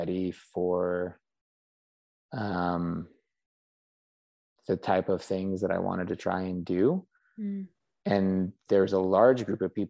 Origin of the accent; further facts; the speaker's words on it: Colorado, United States; moved away as an adult; I grew up in Colorado